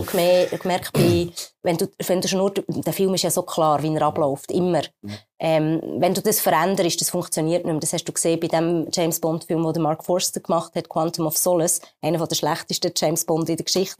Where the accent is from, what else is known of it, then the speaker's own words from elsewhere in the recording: Switzerland; bei uns in der Schweiz